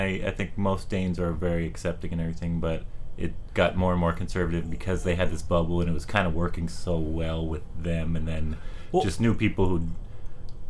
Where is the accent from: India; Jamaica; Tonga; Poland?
Poland; also born or lived in Denmark; now in Bay Area, California, United States; When I grew up in Poland